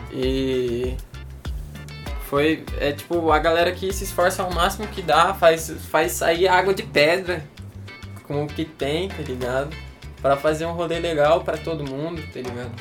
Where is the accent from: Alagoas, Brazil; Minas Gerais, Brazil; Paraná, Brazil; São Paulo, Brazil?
Paraná, Brazil; Toledo; now in Tocantins, Brazil; eu morava no Paraná, nasci em Toledo